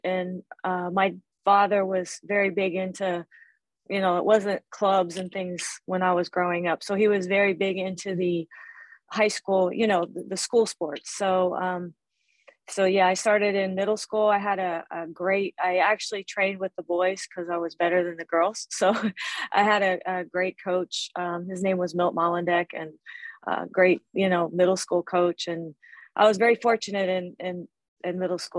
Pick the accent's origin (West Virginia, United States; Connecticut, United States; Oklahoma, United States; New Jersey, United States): West Virginia, United States; moved away as an adult; also born or lived in Ohio; now in Miami, United States; I grew up in West Virginia and went to school at Ohio University.